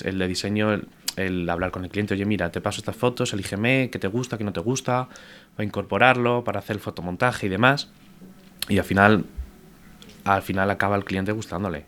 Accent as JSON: {"language": "Spanish", "town": "Madrid", "region": "Community of Madrid", "country": "Spain", "tie": "born or raised there", "said": "yo con mis padres de pequeño caminaba mucho por Madrid"}